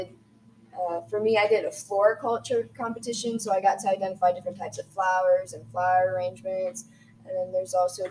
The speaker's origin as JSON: {"language": "English", "area": "CNE", "region": "Ohio", "country": "United States", "said": "I'm from CNE, and I've been homeschooled my whole life"}